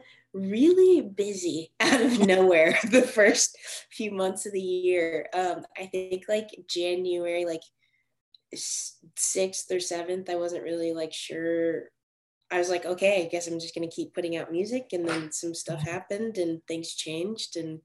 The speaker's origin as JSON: {"language": "English", "region": "Arizona", "country": "United States", "tie": "born or raised there", "also_born_or_lived": "Delaware / Nashville, Tennessee / Nigeria (ancestry)", "moved": "yes", "said": "I was born in Delaware. And then when I was about 4, moved to Arizona, like a middle of nowhere"}